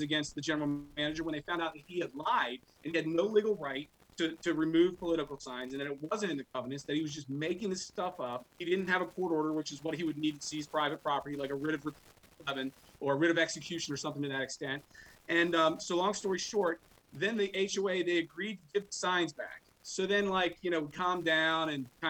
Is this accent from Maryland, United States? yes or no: yes; Montgomery County, Maryland, United States; now in Frederick County, Maryland, United States; I'm from Montgomery County